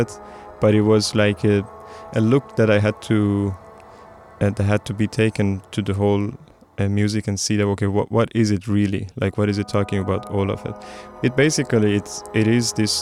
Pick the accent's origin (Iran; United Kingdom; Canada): Iran; I come from Iran